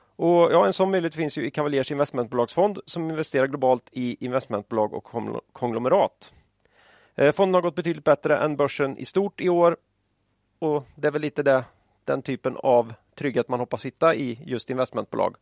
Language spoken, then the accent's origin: Swedish; Västergötland, Västra Götaland, Sweden; När jag växte upp i Västergötland på 80-talet